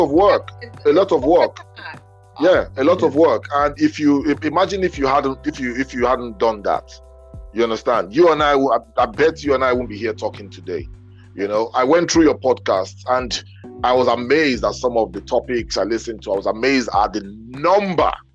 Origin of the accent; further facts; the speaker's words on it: Benin City, Edo, Nigeria; moved away; growing up in Benin